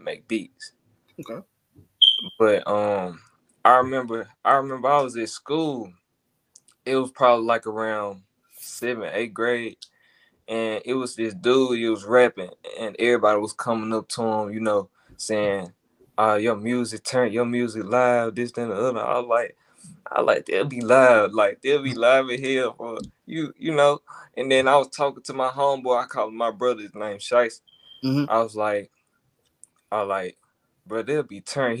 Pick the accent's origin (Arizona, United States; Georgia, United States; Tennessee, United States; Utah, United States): Tennessee, United States; Memphis; I'm from Memphis as a whole.